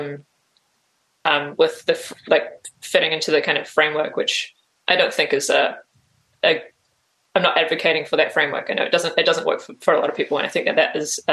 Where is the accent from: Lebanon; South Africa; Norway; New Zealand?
New Zealand; Auckland; also born or lived in Jakarta, Indonesia / Australia; I basically grew up in Auckland, in New Zealand